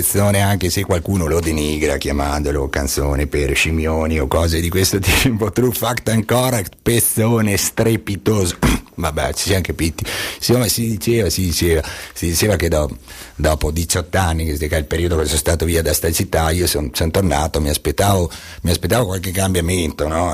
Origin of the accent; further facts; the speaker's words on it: Bolzano, Trentino-Alto Adige, Italy; da Bolzanino amante, amante de, de, della mia terra, io da qui non mi ci vado